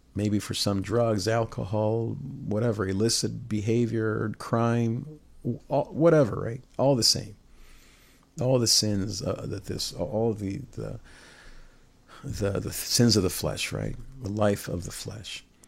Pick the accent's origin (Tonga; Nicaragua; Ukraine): Nicaragua; I'm from Nicaragua